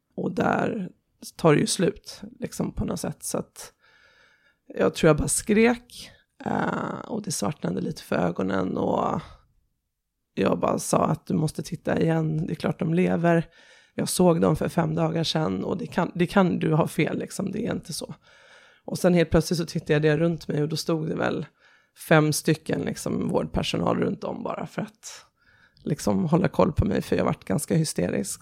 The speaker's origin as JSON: {"language": "Swedish", "country": "Sweden", "also_born_or_lived": "Tehran, Iran", "said": "jag ville nog vara hemma i Sverige"}